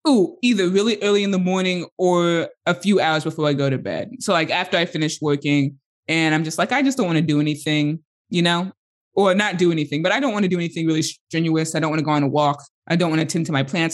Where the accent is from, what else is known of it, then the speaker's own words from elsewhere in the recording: United States; first language English; as an American